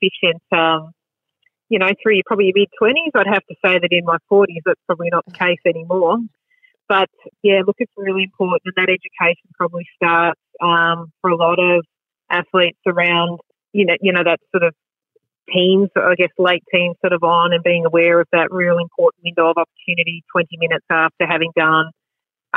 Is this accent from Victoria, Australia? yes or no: yes; Geelong, Victoria, Australia; Growing up, I grew up in Grovetown, which was a booming suburb sort of on the, sort of the Torquay side of Geelong.